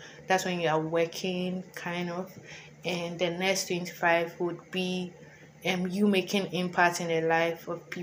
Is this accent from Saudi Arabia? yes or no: no; Ghana; moved away as an adult; now in United States; I'm an international student. I'm from Ghana, and it's also my first time being in the U.S.